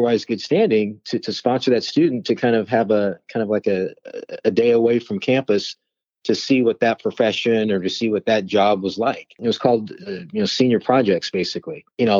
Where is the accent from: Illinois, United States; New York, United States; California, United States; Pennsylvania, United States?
California, United States; Los Angeles; also born or lived in Palo Alto, California; I grew up in the San Fernando Valley, just outside of Los Angeles.